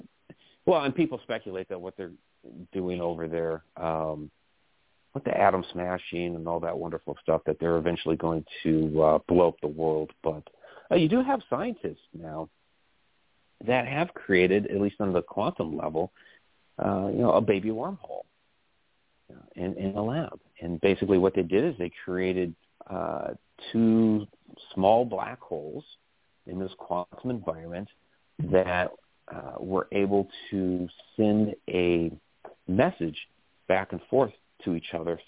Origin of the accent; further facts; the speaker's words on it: Massachusetts, United States; We grew up together in Massachusetts. We were in first grade together.